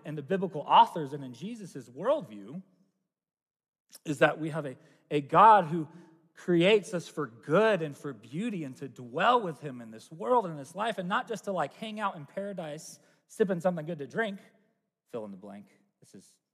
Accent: United States; as a American

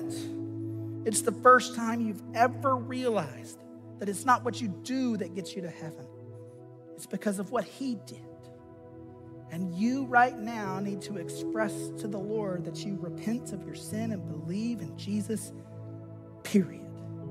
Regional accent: United States; as an American citizen

